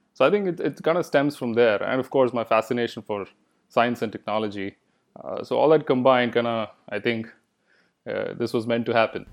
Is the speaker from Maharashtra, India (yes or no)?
no; Bangalore, Karnataka, India; first language Kannada; English is a second language; moved away as an adult; also born or lived in Tucson, Arizona, United States; now in United States; I grew up in Bangalore